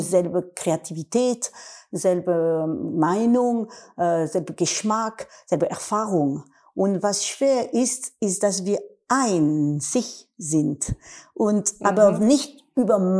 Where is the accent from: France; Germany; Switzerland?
France; German is a second language; in Wien als Französin